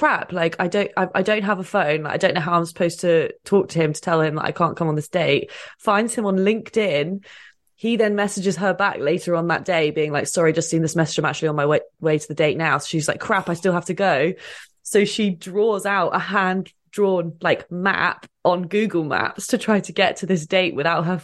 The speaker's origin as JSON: {"language": "English", "region": "England", "country": "United Kingdom", "also_born_or_lived": "London / Bristol", "moved": "as an adult", "lives_now": "Toronto, Canada", "said": "guys don't get my banter here because maybe because I'm English."}